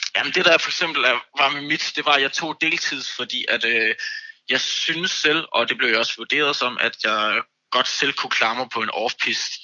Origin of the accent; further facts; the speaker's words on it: Copenhagen, Capital Region of Denmark, Denmark; Jeg er fra København